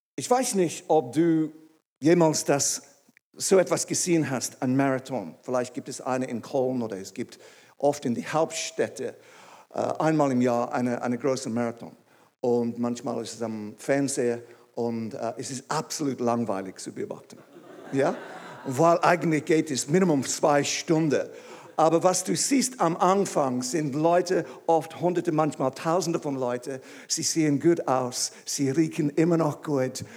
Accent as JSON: {"language": "German", "region": "England", "country": "United Kingdom", "second_language": "German", "moved": "as an adult", "lives_now": "Switzerland", "said": "Ich bin ursprünglich aus England. Vielleicht merkt es irgendwie. Und ich habe Deutsch gelernt in der Schweiz"}